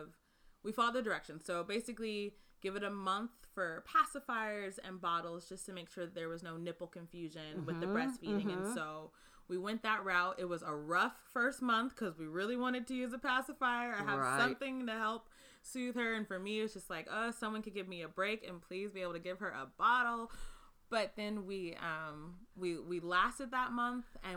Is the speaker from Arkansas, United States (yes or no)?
no; Oakland, California, United States; I was born and raised in Oakland